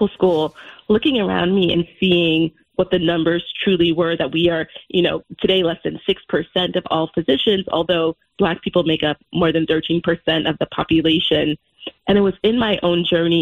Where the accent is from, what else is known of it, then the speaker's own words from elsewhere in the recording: New York City, New York, United States; growing up in Brooklyn in the 80s and 90s in Crown Heights